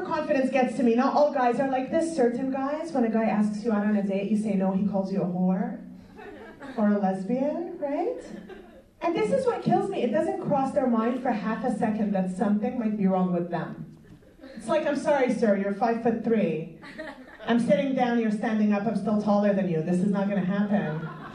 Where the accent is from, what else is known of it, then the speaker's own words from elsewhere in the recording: Montreal, Quebec, Canada; I'm from Montreal